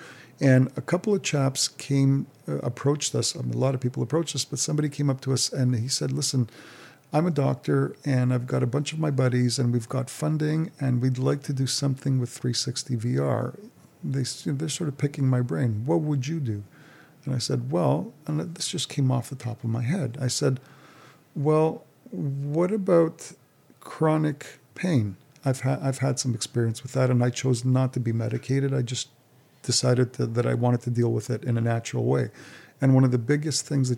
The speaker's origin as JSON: {"language": "English", "town": "Montreal", "region": "Quebec", "country": "Canada", "moved": "yes", "said": "We're from Montreal originally"}